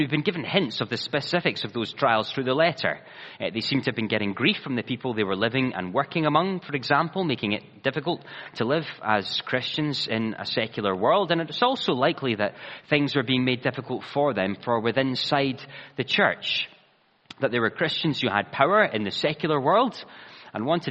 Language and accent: English; Ayrshire, Scotland, United Kingdom; the church I grew up in Ayrshire